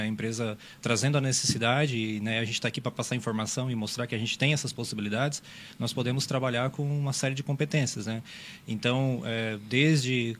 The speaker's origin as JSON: {"language": "Portuguese", "town": "Meleiro", "region": "Santa Catarina", "country": "Brazil", "tie": "born or raised there", "moved": "yes", "lives_now": "Criciúma, Brazil", "said": "eu sou natural do Meleiro, mas moro, moro aqui já há alguns anos"}